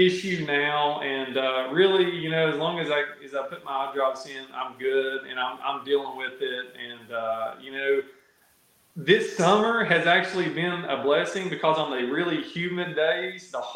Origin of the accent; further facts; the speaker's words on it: Tennessee, United States; the southern smallmouth, that I grew up catching in Tennessee